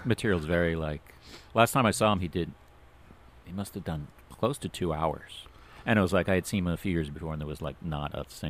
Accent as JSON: {"language": "English", "region": "New York", "country": "United States", "tie": "born there", "also_born_or_lived": "Florida", "said": "I mean, I was born in New York, then I moved to Florida and moved back."}